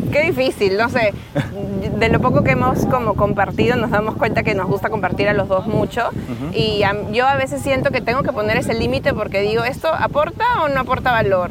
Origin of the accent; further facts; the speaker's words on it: Peru; accent: Peruvian; moved away as an adult; also born or lived in Lima; now in Barcelona, Spain; soy peruana, por si aún no sienten mi acento